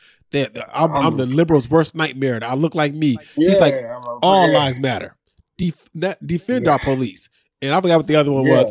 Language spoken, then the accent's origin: English; Aurora, Illinois, United States; also born or lived in Montgomery, Illinois; I grew up in Aurora, and I'm right on the damn border